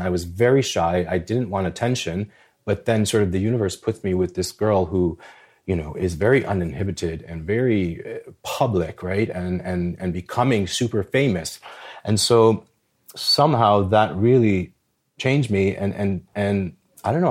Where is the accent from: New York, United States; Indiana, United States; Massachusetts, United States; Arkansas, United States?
New York, United States; New York City; when I was growing up in the Bronx, uh, I'm a, I'm a, I'm a child of Albanian immigrant parents